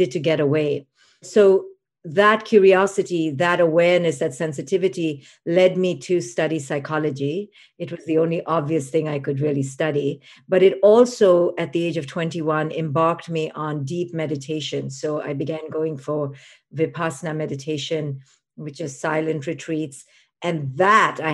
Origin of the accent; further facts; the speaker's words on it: India; moved away; I was a girl growing up in India